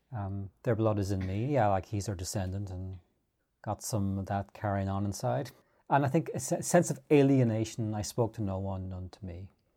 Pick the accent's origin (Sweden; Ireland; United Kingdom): Ireland; Arklow, Leinster; my hometown's a Viking colony, Arklow